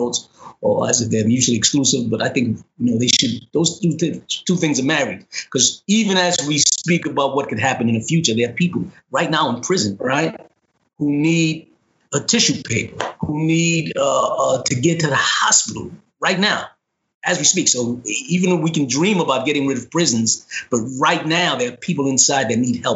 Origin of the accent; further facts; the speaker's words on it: New York City, New York, United States; I grew up in the South Bronx